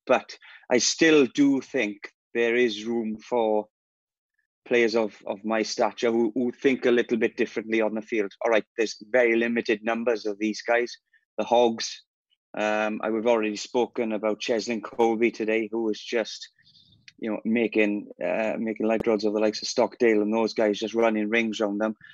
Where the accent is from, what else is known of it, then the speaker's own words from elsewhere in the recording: Wales, United Kingdom; I'm Welsh